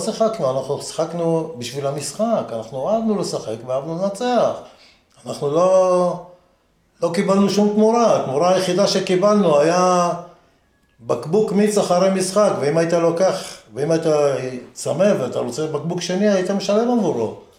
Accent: Haifa, Haifa District, Israel; also born or lived in Jerusalem; אני גדלתי בחיפה

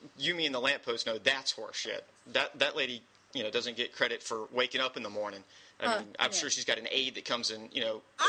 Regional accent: the South, United States; my Southern fried ass isn't even going to pretend to do any French.

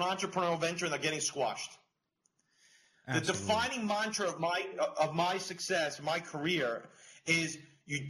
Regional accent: New York, United States; I'm from New York

